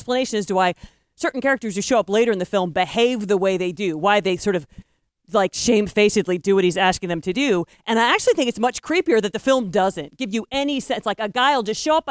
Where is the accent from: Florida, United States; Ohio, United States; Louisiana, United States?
Ohio, United States; Tiffin; moved away; my hometown of Tiffin